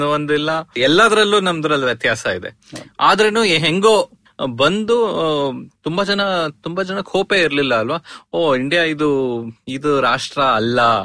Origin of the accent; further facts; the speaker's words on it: Bangalore, Karnataka, India; ನಾನು ಅಂದ್ರೆ ಹುಟ್ಟಿ ಬೆಳೆದಿದ್ದು ಬೆಂಗಳೂರಲ್ಲಿ ಸೊ ನಂಗೆ ಆ ಬೆಂಗಳೂರು ಎಸ್ಪೆಷಲಿ ಸೌತ್ ಬೆಂಗಳೂರು